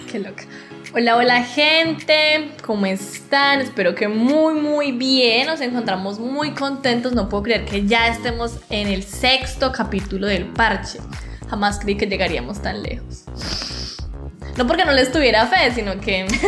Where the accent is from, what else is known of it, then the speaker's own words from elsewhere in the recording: Colombia; los dirigentes de este maravilloso parche somos todos colombianos.